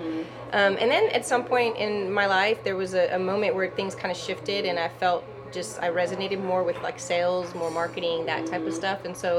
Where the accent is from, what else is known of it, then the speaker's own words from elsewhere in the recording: El Paso, Texas, United States; also born or lived in Germany; now in Houston, United States; So I grew up in El Paso somewhat. I'm a military brat. My dad went to Fort Bliss, was in the Army. Mm-hmm. But I was born in Germany and spent portion of my younger preteen years in Germany traveling.